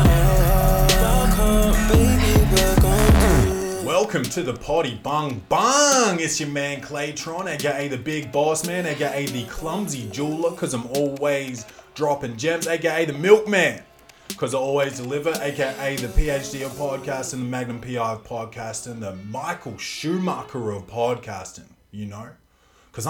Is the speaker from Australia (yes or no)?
yes; Australia; I'm Australian